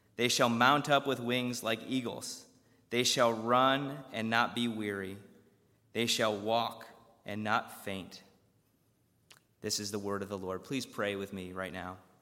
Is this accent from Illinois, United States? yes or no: yes; Chicago, Illinois, United States; I grew up around the Chicago area